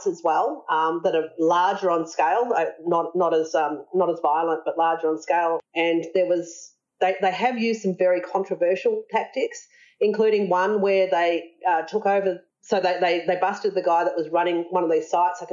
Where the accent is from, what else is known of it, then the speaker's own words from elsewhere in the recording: Australia; we're Australian